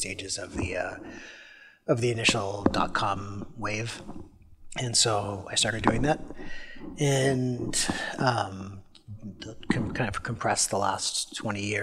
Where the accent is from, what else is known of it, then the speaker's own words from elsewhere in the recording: British Columbia, Canada; I was born in British Columbia and grew up there